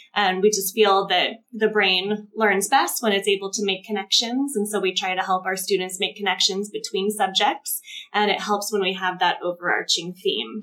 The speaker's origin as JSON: {"language": "English", "area": "Ventura County", "region": "California", "country": "United States", "also_born_or_lived": "Southern Orange County", "moved": "as an adult", "said": "we moved back to Ventura County, which is where we're both from"}